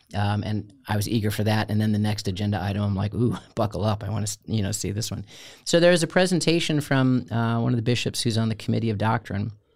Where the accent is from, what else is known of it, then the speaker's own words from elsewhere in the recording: outside of Chicago, Illinois, United States; moved away; also born or lived in Florida; I grew up outside of Chicago